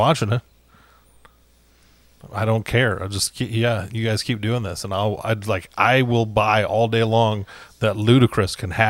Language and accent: English; United States; I'm American.